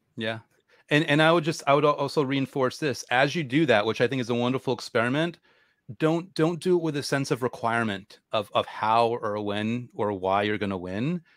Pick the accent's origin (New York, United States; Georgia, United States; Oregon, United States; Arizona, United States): New York, United States; I'm a New Yorker